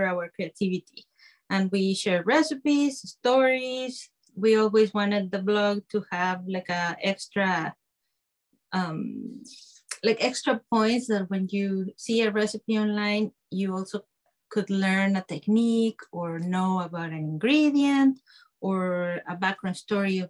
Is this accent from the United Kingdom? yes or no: no; Guadalajara, Jalisco, Mexico; moved away; I'm from Mexico. I study and grew up there.